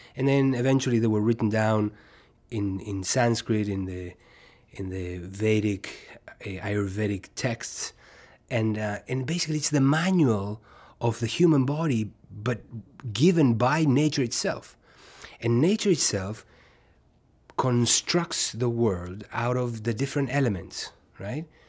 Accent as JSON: {"language": "English", "country": "Uruguay", "tie": "born or raised there", "also_born_or_lived": "New York", "moved": "as an adult", "said": "where I was born in Uruguay"}